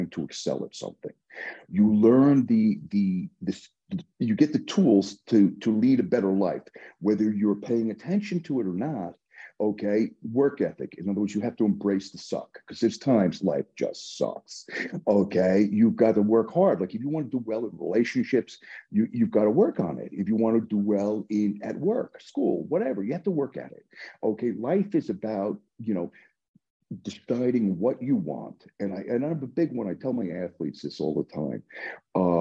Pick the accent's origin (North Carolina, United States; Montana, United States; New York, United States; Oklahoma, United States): New York, United States; New York City; I grew up in the Bronx